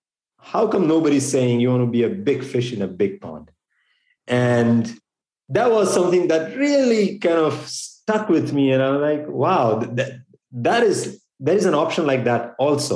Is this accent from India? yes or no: yes; India; moved away as an adult; now in United States; I grew up in India. I was born and raised there.